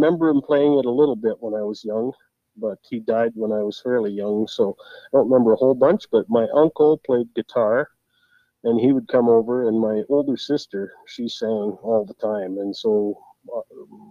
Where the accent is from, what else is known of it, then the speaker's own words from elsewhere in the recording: Hines Creek, Alberta, Canada; I was born and raised in Hinds Creek, Alberta, and living here ever since.